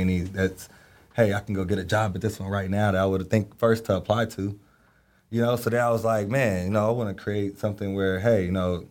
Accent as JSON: {"language": "English", "town": "Dayton", "region": "Ohio", "country": "United States", "moved": "as an adult", "lives_now": "Dallas, United States", "said": "I'm from Dayton, Ohio"}